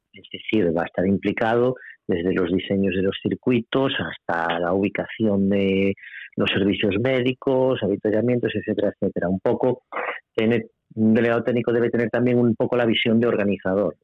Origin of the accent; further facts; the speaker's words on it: Pontevedra, Galicia, Spain; en Pontevedra, en mi tierra